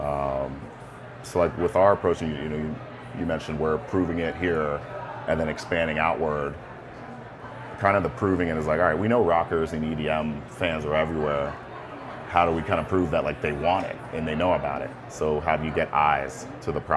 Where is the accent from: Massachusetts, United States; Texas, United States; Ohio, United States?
Ohio, United States; Cincinnati; moved away; also born or lived in New York / Caribbean (ancestry); I'm from Cincinnati. I'm Caribbean, like, background-wise. I've lived in New York